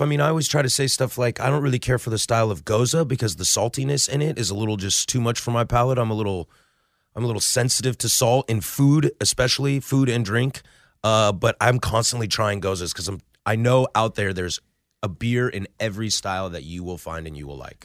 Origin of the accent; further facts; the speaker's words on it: Vancouver, Washington, United States; now in Portland, United States; I am kind of born and raised in the Pacific Northwest. I grew up in Vancouver, went away to Wazoo